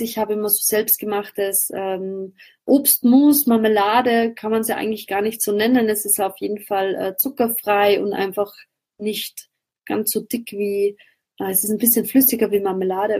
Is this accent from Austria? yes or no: yes; Austria; bei uns in Österreich